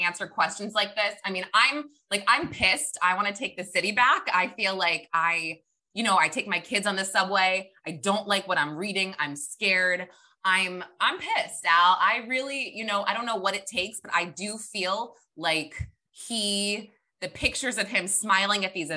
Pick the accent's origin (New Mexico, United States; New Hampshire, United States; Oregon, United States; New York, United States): New York, United States; New York City; I am a New Yorker